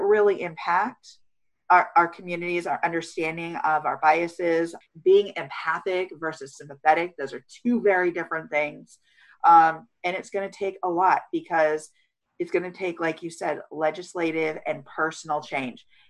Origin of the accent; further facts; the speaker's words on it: California, United States; communities like the one that I was raised in in California, small beach town